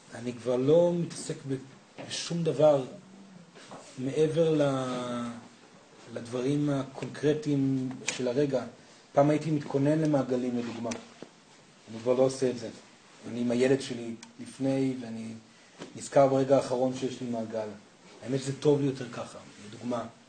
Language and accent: Hebrew; Israel; אני קיבוצניק